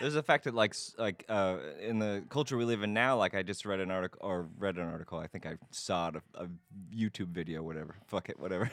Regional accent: Nebraska, United States; I'm from Nebraska

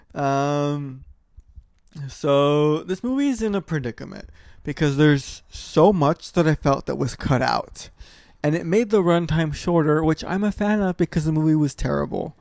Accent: California, United States; we're from California and we're the Golden State

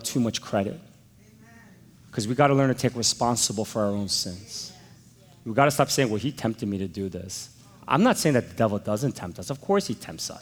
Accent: United States; I'm an American.

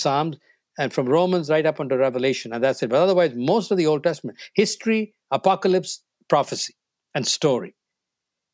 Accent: New Delhi, Delhi, India; first language Tamil; English is a second language; moved away as an adult; now in North America; I grew up in New Delhi in North India

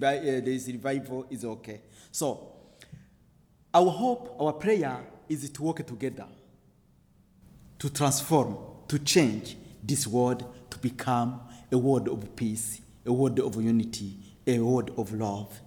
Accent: Burundi; I am from the Hutu tribes of Burundi

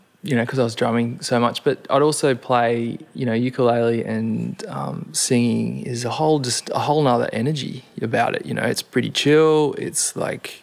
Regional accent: Gold Coast, Queensland, Australia; growing up on the Gold Coast

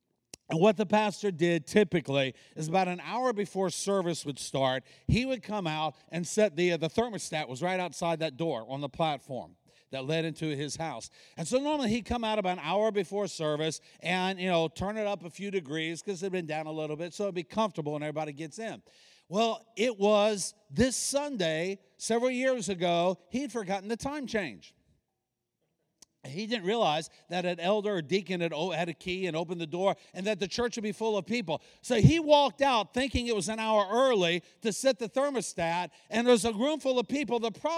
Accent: Hawaii, United States; born there; also born or lived in Guantanamo Bay, Cuba / East Coast, United States; My dad was Navy. I was born in Hawaii. Lived on the island of Cuba for 4 years. So, you know, Gitmo, where America has all the terrorists, that's where I played as a kid. And then the east coast of the U.S.

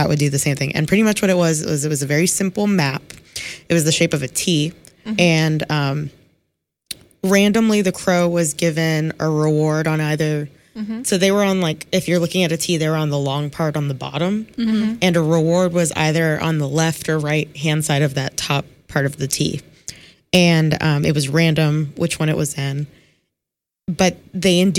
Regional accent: Miami, Florida, United States; now in Columbia, United States; my home state in Miami

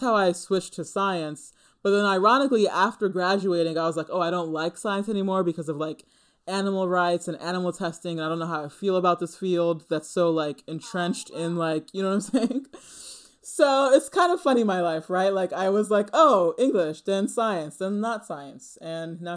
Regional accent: New Jersey, United States; born or raised there; also born or lived in Manhattan, New York

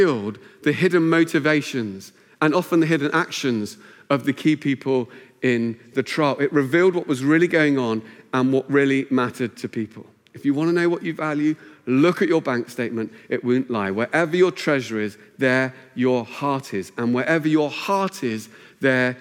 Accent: Luton, East of England, United Kingdom; moved away as an adult; also born or lived in Cambridge; Where I grew up in Luton, it meant you invested your money in cars

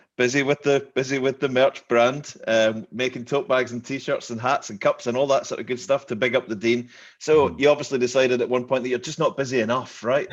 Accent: Glasgow, Scotland, United Kingdom; moved away as an adult; now in Aberdeen, United Kingdom; I'm I'm not from Aberdeen. I'm from Glasgow

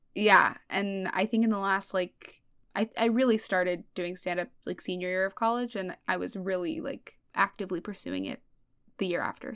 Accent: Los Angeles, California, United States; moved away as an adult; now in New York, United States; I grew up in L A, um, in Woodland Hills specifically. It's the valley

